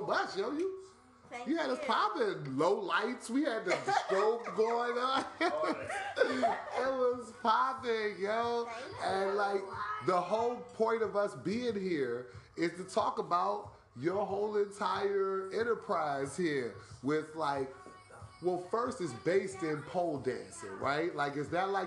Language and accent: English; Washington, District of Columbia, United States; I'm from uptown too